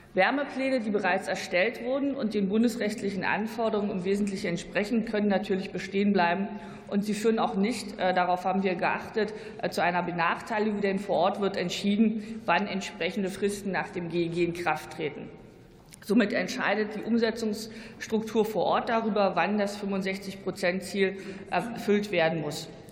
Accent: Brandenburg, Germany; als Brandenburgerin

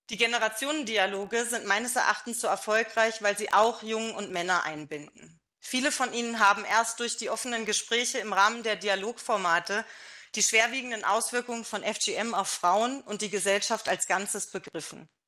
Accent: Germany; ich bin auch in Deutschland äh, aufgewachsen natürlich

